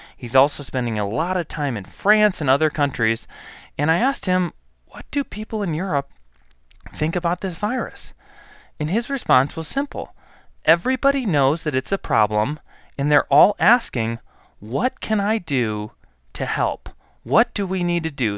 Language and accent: English; United States; also born or lived in Boise, Idaho; as an American people